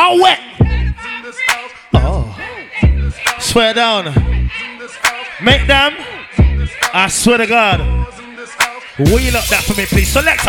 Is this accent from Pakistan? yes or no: no; London, United Kingdom; I'm from South London, but I appreciate the other sides.